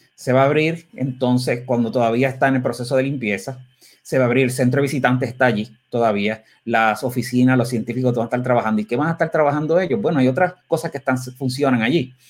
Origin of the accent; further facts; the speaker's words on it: Puerto Rico; como puertorriqueños